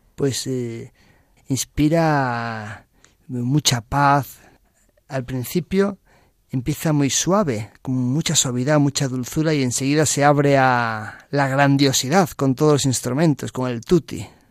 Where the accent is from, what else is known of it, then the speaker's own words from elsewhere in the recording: A Coruña, Galicia, Spain; moved away as an adult; now in Madrid, Spain; yo nací en Coruña ahí en la ciudad que da mar Atlántico abierto. Y en septiembre de 2008 me vine a Madrid a estudiar